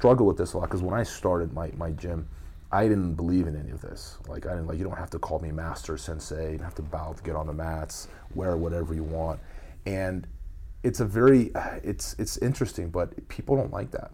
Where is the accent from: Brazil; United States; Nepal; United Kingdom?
Brazil; moved away; I grew up in Brazil and, you know, spent half my life there